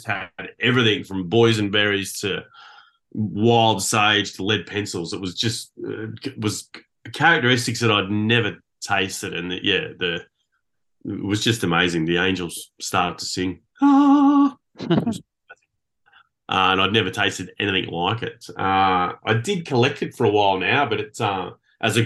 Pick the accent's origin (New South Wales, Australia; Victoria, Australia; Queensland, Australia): New South Wales, Australia; the Hunter; I was born in the Hunter.